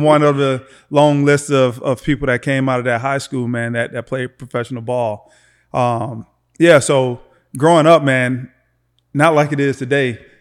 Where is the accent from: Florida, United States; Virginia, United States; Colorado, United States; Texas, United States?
Florida, United States; Lakeland; Born and raised in Florida, man, just uh, a few miles away from here in Lakeland, Florida